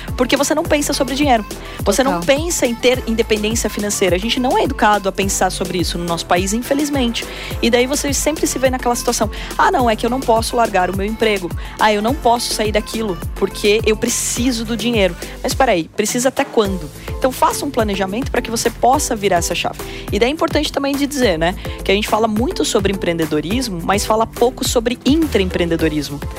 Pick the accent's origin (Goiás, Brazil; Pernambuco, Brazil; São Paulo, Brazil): São Paulo, Brazil; Porto Feliz; moved away as an adult; also born or lived in Campinas; eu nasci em Porto Feliz, que tem 50 mil habitantes até hoje. Então é uma cidade pequena do interior, eu tive que sair para fazer faculdade e eu fui morar em Campinas e eu tinha 17 anos